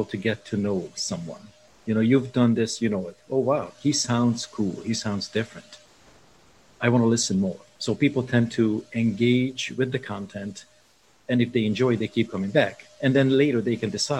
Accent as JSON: {"language": "English", "region": "Budapest", "country": "Hungary", "tie": "born or raised there", "moved": "yes", "said": "I was born in Budapest in Hungary"}